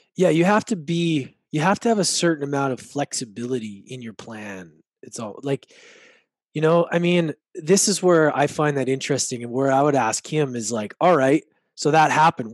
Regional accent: Edmonton, Alberta, Canada; growing up in Edmonton

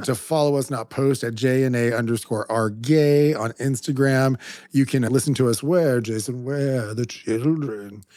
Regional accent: California, United States; a Mexican from California

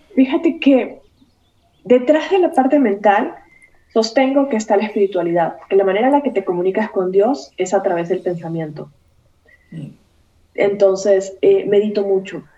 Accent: Esmeraldas, Ecuador; moved away as an adult; also born or lived in Guayaquil, Ecuador; now in Mexico; cuando salí de un pueblito pequeñito que se llama Esmeraldas, que es mi, mi ciudad natal

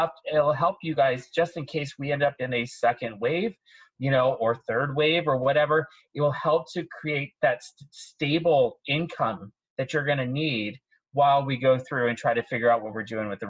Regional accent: San Francisco, California, United States; also born or lived in Spokane; now in New York, United States; I was born in Spokane, Washington, military family moved all over. But San Francisco really was, you know, when I was a child, I was there, moved away, came back when I was 21, and really was part of my big formative years in my life.

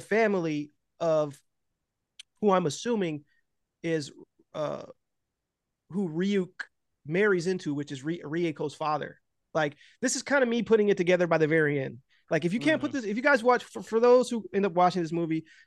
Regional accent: United States; also born or lived in Los Angeles; I'm American

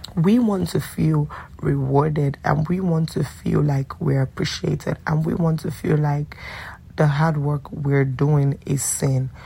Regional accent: Nigeria; also born or lived in DMV (Washington metropolitan area), United States; now in Washington metropolitan area, United States; I do live in the DMV and I'm Nigerian

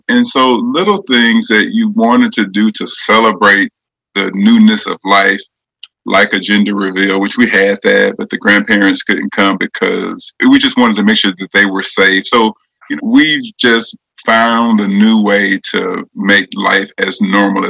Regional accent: Pensacola, Florida, United States; moved away as an adult; now in Nashville, United States; I'm originally from Pensacola. And of course, I live in Nashville, been here for 20 plus years at this point

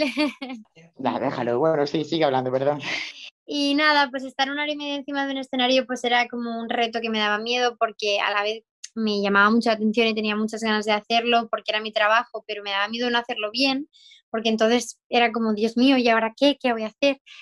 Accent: Murcia, Region of Murcia, Spain; soy de Murcia, soy de España

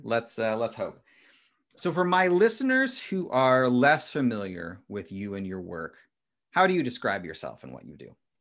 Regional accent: Midwest, United States; I'm from a small town in the Midwest

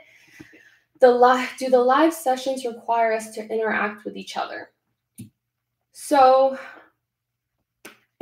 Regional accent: Venezuela; I'm Latina, born and raised in Venezuela

